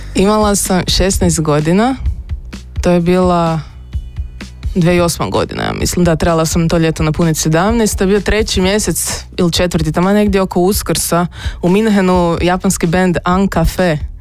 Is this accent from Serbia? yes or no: no; Samobor, Zagreb County, Croatia; moved away as an adult; odrasla sam u Samoboru i tamo sam živjela 20 godina